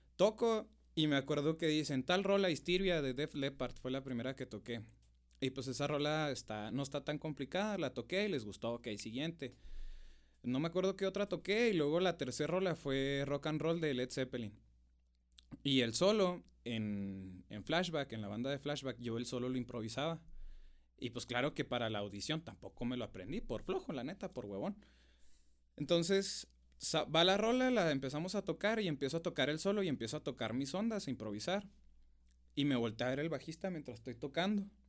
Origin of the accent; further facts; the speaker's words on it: Namiquipa, Chihuahua, Mexico; now in Chihuahua, Mexico; Soy del maravilloso rancho de Namiquipa, oiga. sí, soy de Namiquipa, este, del terrero Namiquipa